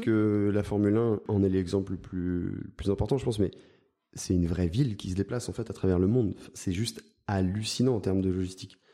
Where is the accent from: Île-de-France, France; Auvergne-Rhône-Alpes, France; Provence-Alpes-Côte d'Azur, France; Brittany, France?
Provence-Alpes-Côte d'Azur, France; Spéracèdes; j'ai grandi dans le sud de la France, j'ai grandi euh, dans l'ARPI Grassois